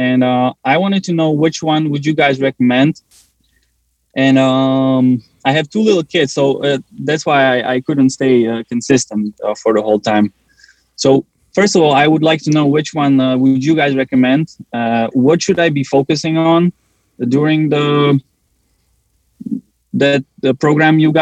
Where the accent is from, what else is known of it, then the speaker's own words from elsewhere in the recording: Slovakia; moved away as an adult; now in Pennsylvania, United States; So I'm originally from Slovakia